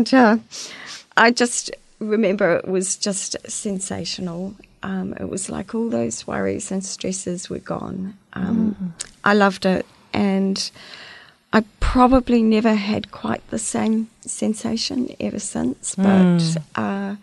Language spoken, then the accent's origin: English; Christchurch, Canterbury, New Zealand; also born or lived in Dunedin; I pretty much grew up in Christchurch